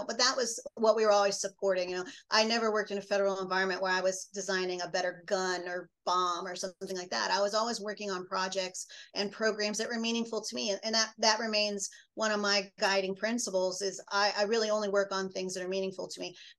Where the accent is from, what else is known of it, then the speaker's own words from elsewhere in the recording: Midwest, United States; as a Midwesterner